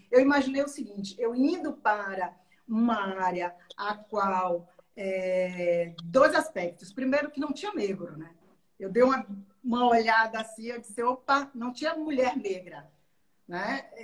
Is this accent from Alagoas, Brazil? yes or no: no; Maragogipe, Bahia, Brazil; now in Salvador, Brazil; eu quando eu vim do interior, eu vim da cidade de Maragogipe, do Recôncavo, que eu vi aquela coisa de estudar